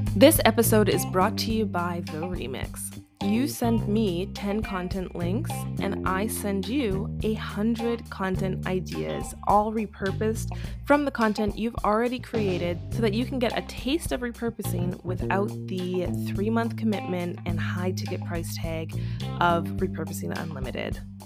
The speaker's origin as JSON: {"language": "English", "country": "Canada", "said": "as a Canadian"}